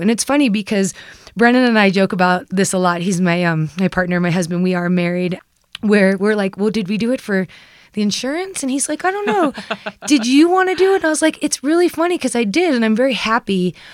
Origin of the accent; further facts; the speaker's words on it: New York, United States; I grew up in the East Coast, I grew up in New York